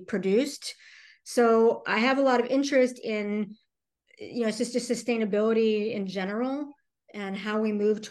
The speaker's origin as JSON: {"language": "English", "town": "Cleveland", "region": "Ohio", "country": "United States", "also_born_or_lived": "Davis, California / Los Angeles, California / Dallas, Texas / Austin, Texas", "moved": "as an adult", "said": "I'm from Cleveland, Ohio, originally"}